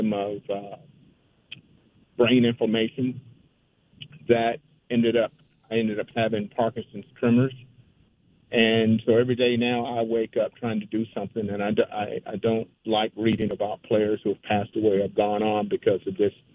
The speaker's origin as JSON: {"language": "English", "town": "New Smyrna Beach", "region": "Florida", "country": "United States", "tie": "born or raised there", "said": "I grew up in Florida. I grew up in a little small town, New Smyrna Beach"}